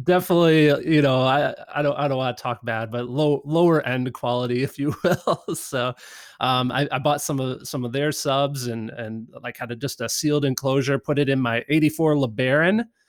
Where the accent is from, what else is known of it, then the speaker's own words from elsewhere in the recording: Midwest, United States; I grew up in the Midwest